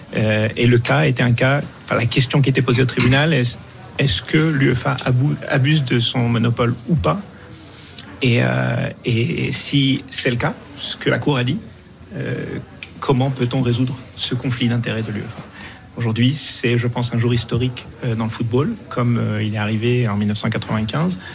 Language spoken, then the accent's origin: French; Morocco; moved away; je, suis du Maroc, j'ai grandi au Maroc